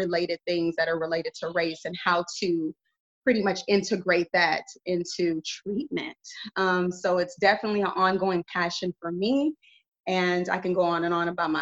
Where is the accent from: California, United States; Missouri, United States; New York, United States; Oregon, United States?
California, United States; Carson; moved away as an adult; now in Arizona, United States; I'm originally from Los Angeles County, Los Angeles, California, in Carson, California. Whoop, whoop, anybody knows about the South Bay. that is where I was born and raised.